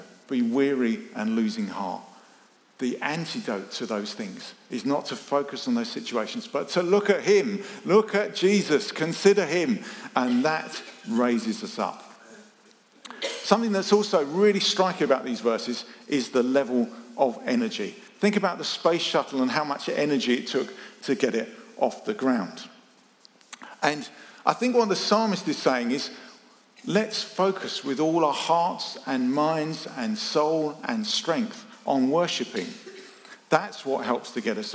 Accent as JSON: {"language": "English", "country": "United Kingdom", "said": "we're British"}